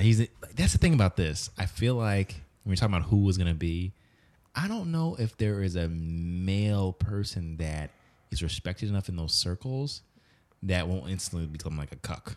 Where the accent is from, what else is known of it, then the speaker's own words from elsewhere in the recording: United States; as an American, especially as a Black American